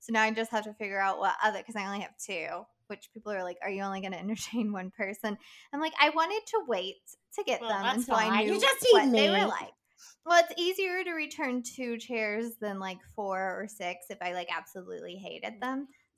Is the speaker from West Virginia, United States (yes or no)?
yes; West Virginia, United States; born or raised there